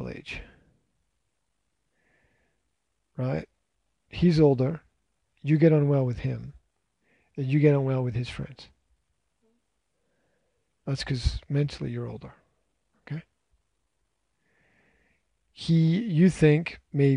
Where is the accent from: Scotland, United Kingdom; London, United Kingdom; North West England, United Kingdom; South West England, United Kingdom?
Scotland, United Kingdom; I'm Scottish